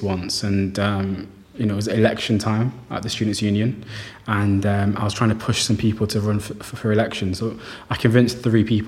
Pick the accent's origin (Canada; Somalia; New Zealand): Somalia; Somaliland; now in Manchester, United Kingdom; I'm from Somaliland, so I joined the Somali Society